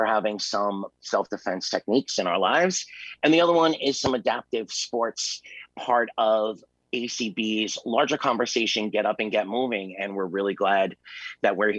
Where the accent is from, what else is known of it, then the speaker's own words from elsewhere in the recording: New York City, New York, United States; I am originally from Staten Island, New York.